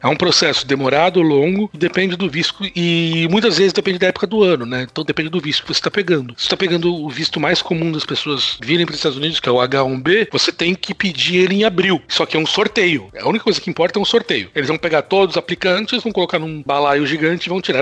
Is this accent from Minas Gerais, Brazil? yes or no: no; São Paulo, Brazil; accent: São Paulo (Mooca); moved away as an adult; also born or lived in Netherlands / France; now in Boston, United States; Então, sou de São Paulo, nascido, crescido